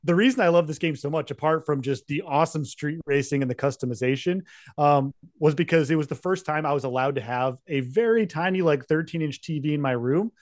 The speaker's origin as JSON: {"language": "English", "region": "Utah", "country": "United States", "tie": "born or raised there", "said": "I grew up in Utah, so I grew up snowboarding"}